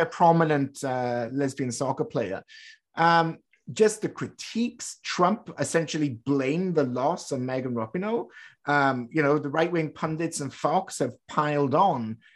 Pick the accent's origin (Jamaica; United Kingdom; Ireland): United Kingdom; moved away; I grew up in Britain